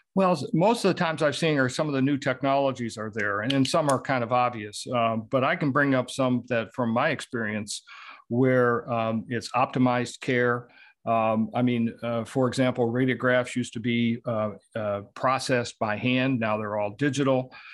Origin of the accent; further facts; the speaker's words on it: Southeast Michigan, United States; I was born and raised in Southeast Michigan